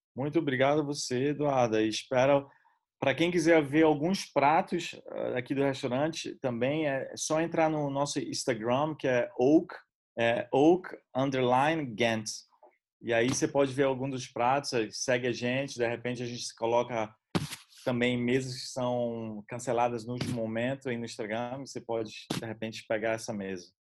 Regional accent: Brazil; moved away

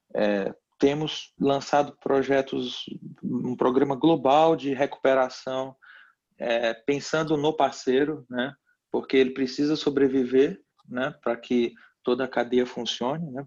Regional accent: Piauí, Brazil; no meu estado natal, no Piauí

